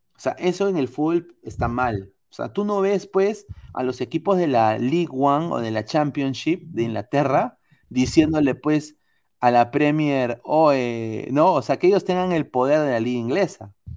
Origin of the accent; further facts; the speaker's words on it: Peru; Yo soy de Perú